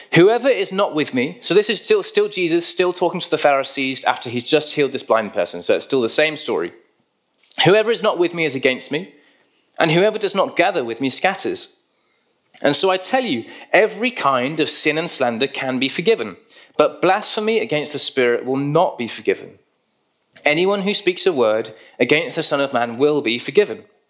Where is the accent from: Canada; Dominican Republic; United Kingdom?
United Kingdom; we're British